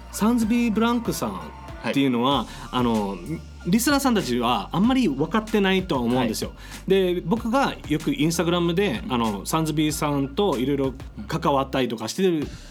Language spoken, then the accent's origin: Japanese; Okinawa, Japan; 俺は沖縄生まれ